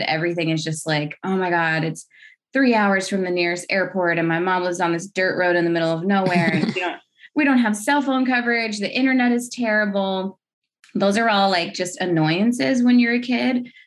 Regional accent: United States; now in Los Angeles, United States; I hail from the Navajo Nation. I have been in Los Angeles for the past um, decade or so, but I grew up on the res- uh, the Navajo Reservation or the Diné Reservation

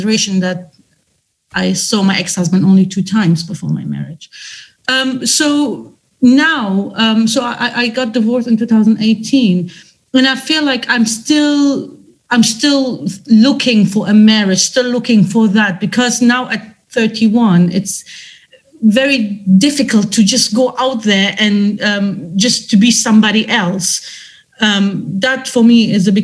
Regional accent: Germany; I come from a different culture. Although I was raised in Germany

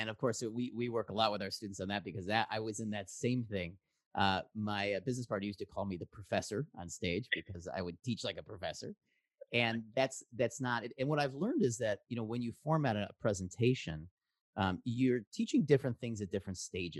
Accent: Chicago, Illinois, United States; now in San Francisco Bay Area, United States; I grew up in Chicago in improv.

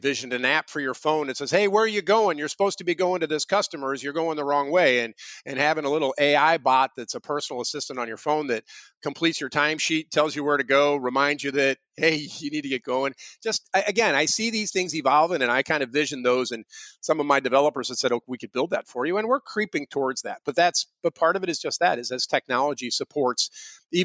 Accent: St. Louis, Missouri, United States; I grew up in St. Louis and I was an Eagle Scout

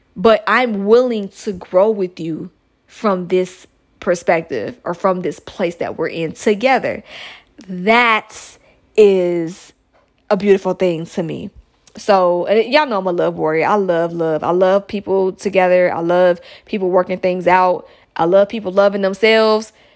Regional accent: United States; my home country listeners out here in the United States of America

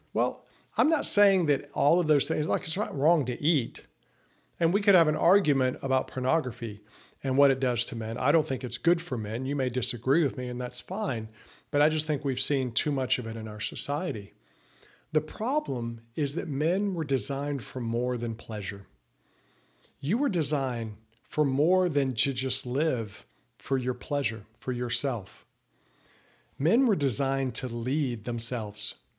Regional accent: the South, United States; I grew up in the South

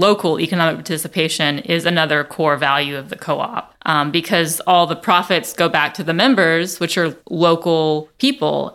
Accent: Nashville, Tennessee, United States; also born or lived in Vermont; I am from Nashville

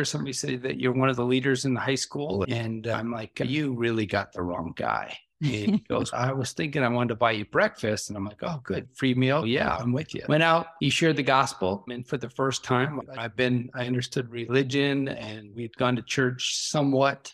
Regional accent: Brooklyn Park, Minnesota, United States; we grew up in Brooklyn Park

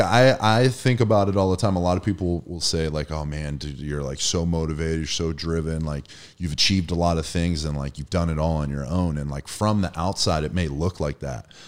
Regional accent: Erie, Pennsylvania, United States; I'm from Erie, Pennsylvania

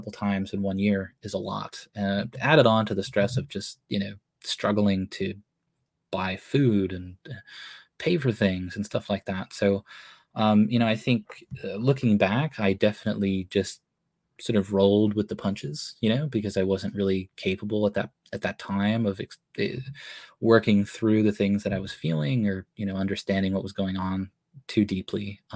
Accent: Massachusetts, United States; moved away as an adult; now in California, United States; I grew up in Massachusetts.

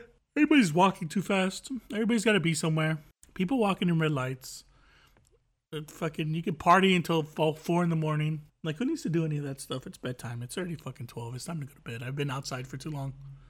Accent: United States; I'm American.

